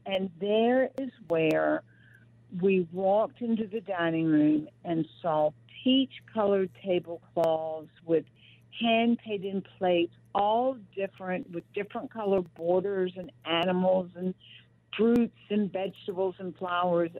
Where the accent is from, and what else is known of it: Rocky Mount, North Carolina, United States; born or raised there